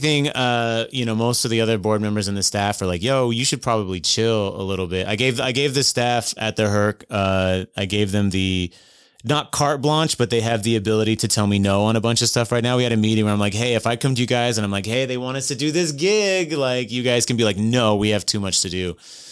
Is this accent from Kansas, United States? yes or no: yes; Clay Center, Kansas, United States; born there; also born or lived in North Carolina / Germany; I was born in Kansas, of all places.